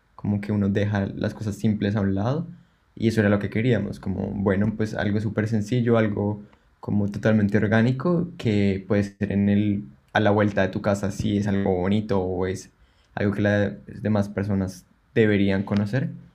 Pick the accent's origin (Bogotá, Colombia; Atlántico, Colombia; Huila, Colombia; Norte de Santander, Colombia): Bogotá, Colombia; moved away as an adult; now in Melbourne, Australia; como colombianos